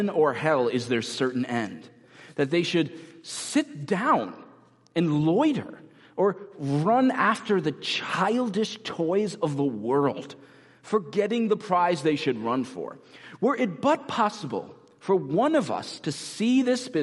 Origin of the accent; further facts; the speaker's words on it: United States; especially as American Christians